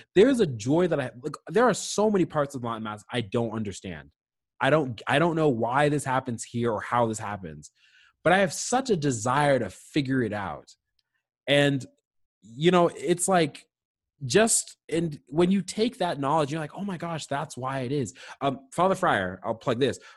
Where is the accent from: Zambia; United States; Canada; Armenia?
Canada; Nova Scotia; growing up in Nova Scotia.